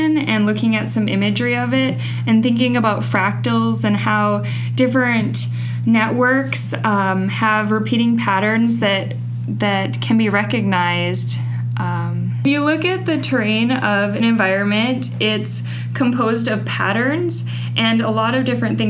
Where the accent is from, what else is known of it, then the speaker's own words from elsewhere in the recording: North Dakota, United States; moved away as an adult; also born or lived in Bozeman, Montana / Wisconsin; now in Russellville, United States; I was born in North Dakota and grew up on a farm.